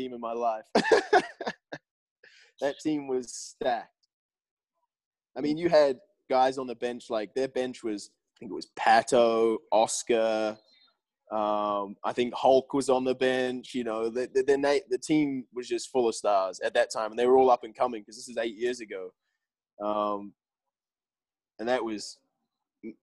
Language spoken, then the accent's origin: English; New Zealand; also born or lived in Plymouth, England; Being English, born in England, down in Plymouth. And then my family obviously moving out to New Zealand when I was a young kid